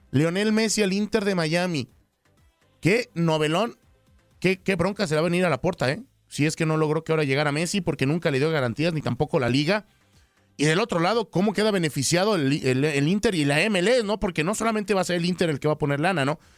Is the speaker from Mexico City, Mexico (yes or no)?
yes; Mexico City, Mexico; como buen chilango con queso va las quesadillas